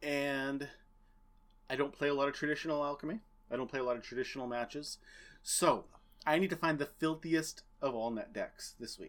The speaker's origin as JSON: {"language": "English", "country": "United States", "tie": "born or raised there", "said": "the best two podcasters who grew up in the Merrimack Valley."}